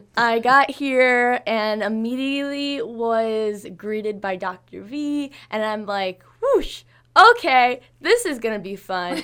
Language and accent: English; Bourbonnais, Illinois, United States; I'm from Bourbon, Illinois